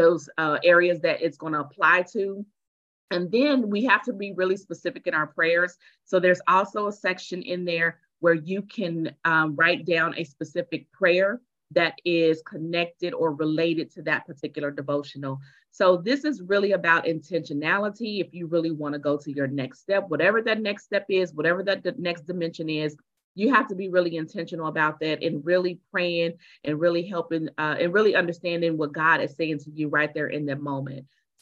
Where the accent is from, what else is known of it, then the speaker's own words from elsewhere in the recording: Tulsa, Oklahoma, United States; I am from Tulsa, and I am a speaker